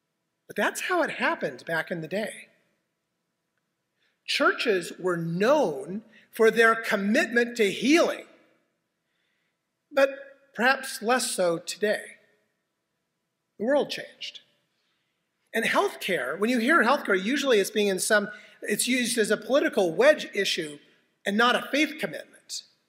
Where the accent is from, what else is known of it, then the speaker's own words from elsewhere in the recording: Spokane, Washington, United States; I was born in Deaconess Hospital in Spokane, Washington, where my mom and my grandmother were born in that same hospital.